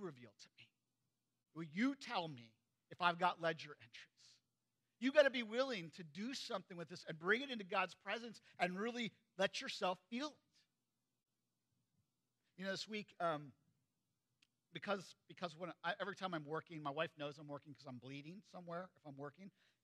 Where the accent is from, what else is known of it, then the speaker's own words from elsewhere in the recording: United States; I grew up in Perry County